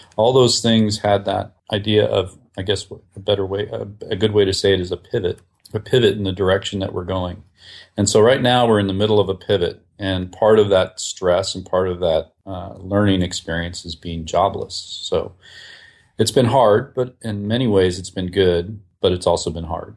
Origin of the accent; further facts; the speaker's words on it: Whidbey Island, Washington, United States; I grew up, uh, outside of Seattle, Washington, on an island, actually, Whidbey Island